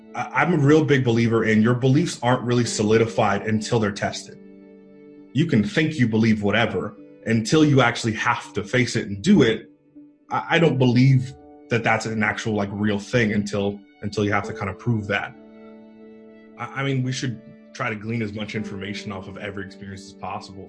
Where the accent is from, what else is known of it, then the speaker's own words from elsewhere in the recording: East Bay area, Northern California, United States; moved away as an adult; also born or lived in Idaho; I grew up in the East Bay area, Northern California, so about 25 miles east of San Francisco.